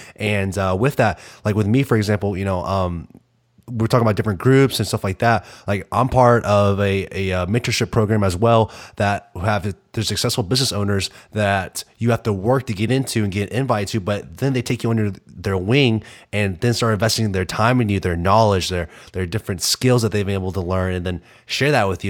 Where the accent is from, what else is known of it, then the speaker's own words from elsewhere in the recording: Arkansas, United States; I'm from Arkansas.